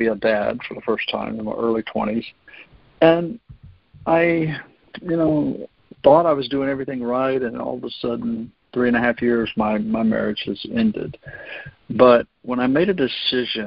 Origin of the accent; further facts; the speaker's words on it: North Florida, United States; I actually grew up here in North Florida